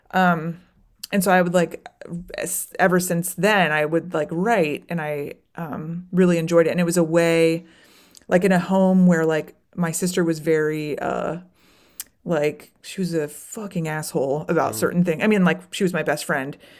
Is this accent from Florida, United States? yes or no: yes; Florida, United States; now in Chicago, United States; I moved to Chicago, but I grew up in Florida